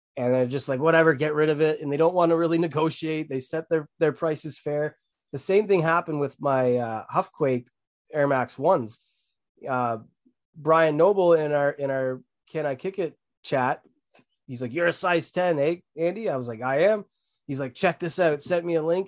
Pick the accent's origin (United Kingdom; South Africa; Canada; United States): Canada; Barrie, Ontario; I'm from Barrie, Ontario